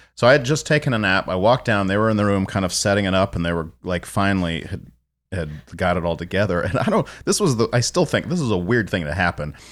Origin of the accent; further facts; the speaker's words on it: San Antonio, Texas, United States; moved away; also born or lived in Minneapolis; growing up in San Antonio